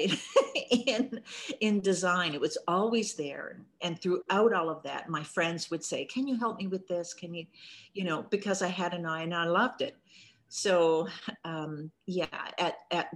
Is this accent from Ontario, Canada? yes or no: no; Corner Brook, Newfoundland and Labrador, Canada; moved away as an adult; I grew up in Cornerbrook, Newfoundland. I spent my whole childhood up until early adulthood there